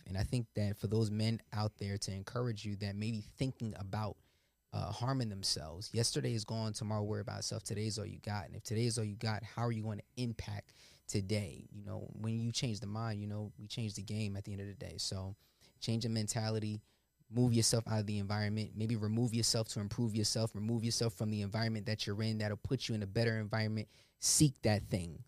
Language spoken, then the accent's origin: English; Willingboro, New Jersey, United States; I grew up in Willingboro